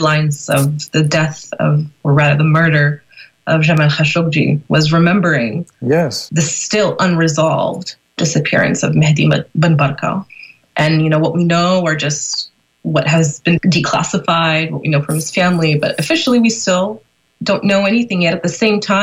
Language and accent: English; Northern Virginia, United States; I was born and raised in Northern Virginia